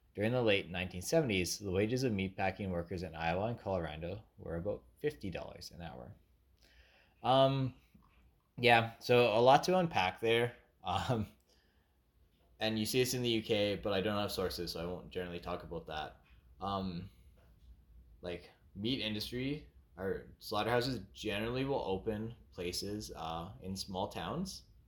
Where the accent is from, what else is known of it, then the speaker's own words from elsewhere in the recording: Canada; Being a Canadian, who knows nothing about America